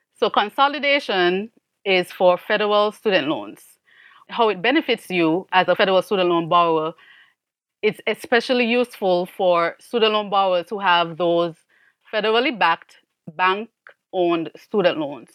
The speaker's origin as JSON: {"language": "English", "country": "St. Kitts & Nevis", "also_born_or_lived": "Miami, United States", "moved": "as an adult", "lives_now": "United States", "said": "I am actually from Saint Kitts in the Caribbean, and I was an immigrant to the U S."}